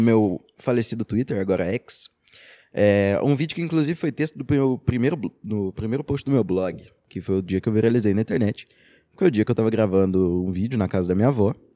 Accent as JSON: {"language": "Portuguese", "town": "Araxá", "region": "Minas Gerais", "country": "Brazil", "also_born_or_lived": "Rio de Janeiro", "said": "eu sou professor de Filosofia e Sociologia, sou de Araxá"}